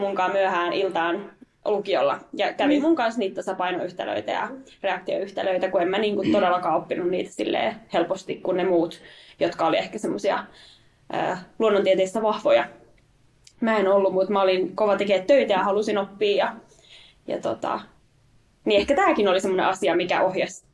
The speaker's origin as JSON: {"language": "Finnish", "town": "Riihimäki", "region": "Kanta-Häme", "country": "Finland", "tie": "born or raised there", "moved": "as an adult", "said": "Olen siellä rakkaan kotikaupunkini niin myös valtuutettu"}